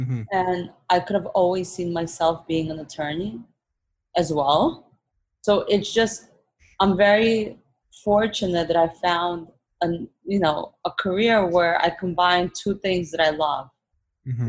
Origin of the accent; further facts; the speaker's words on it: Odesa, Odesa Oblast, Ukraine; now in New York, United States; I was born in Ukraine, in Odessa.